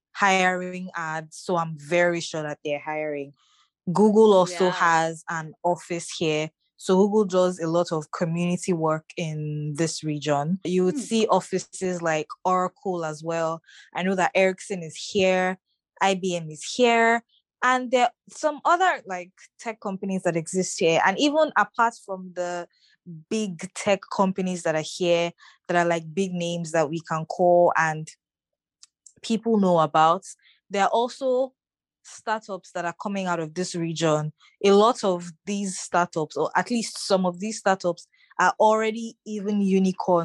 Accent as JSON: {"language": "English", "region": "Lagos", "country": "Nigeria", "tie": "born or raised there", "said": "was born in Lagos. I grew up in Lagos and I'm still in Lagos."}